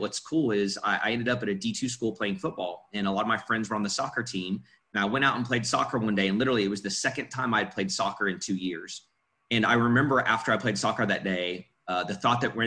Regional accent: Oklahoma, United States; also born or lived in Illinois; I moved to Oklahoma when I was five from Illinois

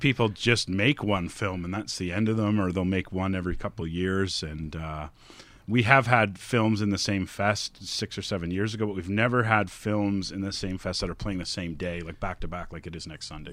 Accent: Collingwood, Ontario, Canada; I'm from Collingwood

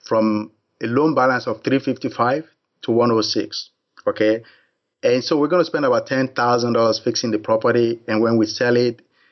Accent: Nigeria; moved away as an adult; now in United States; I was born in Nigeria. I moved to the U.S. in 1981.

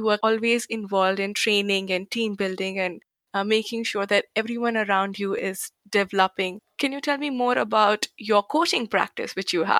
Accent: India; now in United States; I'm originally from India

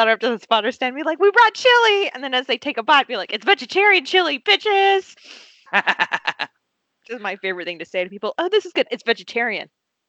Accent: Indiana, United States; Yeah, I mean, we're from Indiana.

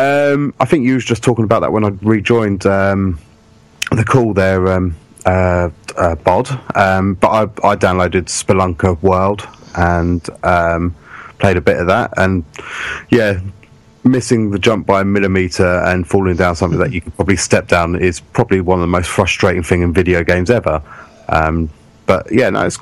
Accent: England, United Kingdom; we're from England

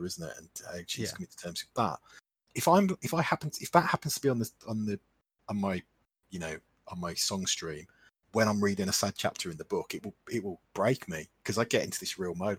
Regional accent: Midlands, United Kingdom; accent: Midlands; I'm in the Midlands, which you can probably tell from my accent

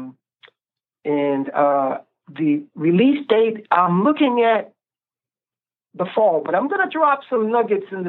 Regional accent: New York, United States; I grew up in New York, so I've been exposed to all of these different styles of music.

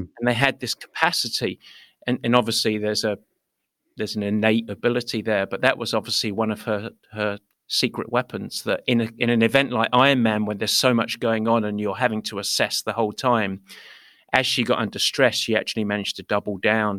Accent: England, United Kingdom; I'm English. I like my silly sayings

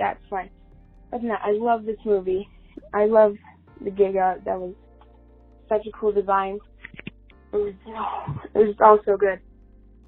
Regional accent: Utah, United States; I'm from Utah

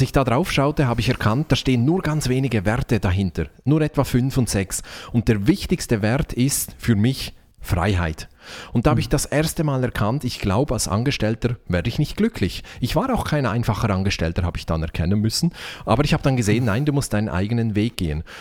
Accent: Switzerland; Ich bin Schweizer

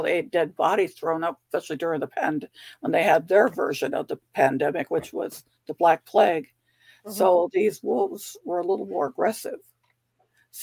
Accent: California, United States; now in Virginia, United States; I grew up in California

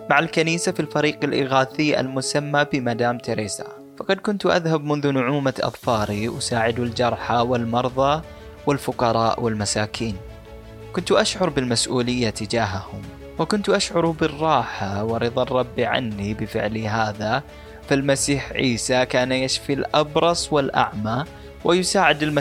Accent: Bangladesh; accent: Bangladeshi; Arabic is a second language; خلوني أترجم لكم اللي قلته قبل شوي بلهجتي البنغلاديشية

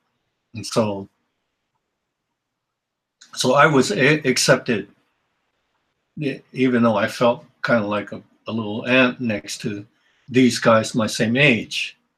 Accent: West Coast, United States; And the thing that was different about me is I was from the West Coast.

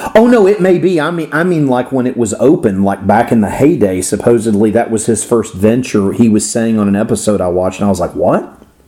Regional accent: Florida, United States; accent: Florida; my Florida accent.

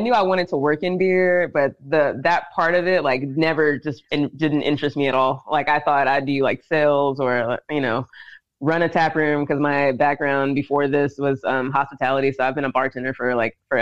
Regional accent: Dickson, Tennessee, United States; moved away; also born or lived in Savannah, Georgia; I'm from Tennessee. I'm from Dixon, Tennessee.

